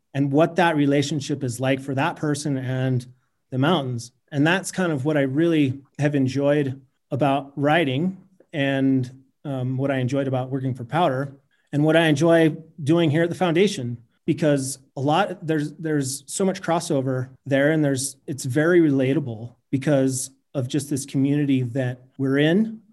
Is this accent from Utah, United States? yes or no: yes; Salt Lake City, Utah, United States; moved away as an adult; now in Jackson Hole, United States; I grew up in Salt Lake City